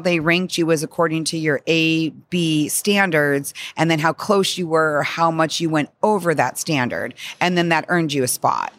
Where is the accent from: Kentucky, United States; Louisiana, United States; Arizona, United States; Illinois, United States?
Arizona, United States; I grew up in Arizona